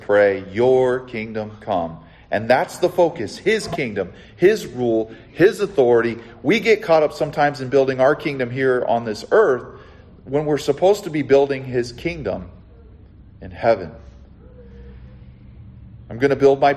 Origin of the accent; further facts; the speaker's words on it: Southern California, United States; also born or lived in the Carolinas; I'm from Southern California, where it's like granola